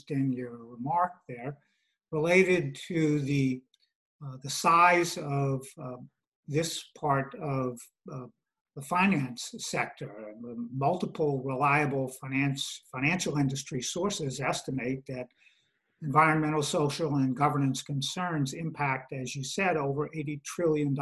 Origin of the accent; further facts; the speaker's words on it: Southern Louisiana, United States; moved away; I'm originally from Southern Louisiana.